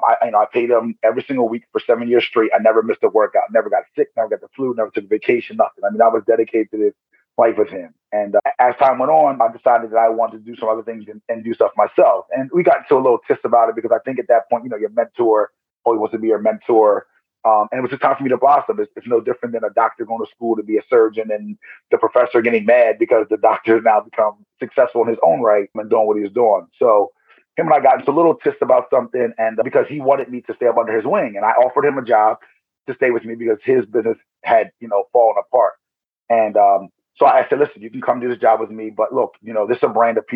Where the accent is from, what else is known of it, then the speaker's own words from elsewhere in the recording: Blue Bell, Pennsylvania, United States; So I grew up in Penland area, which is like outside of Bluebell. That's where I was born.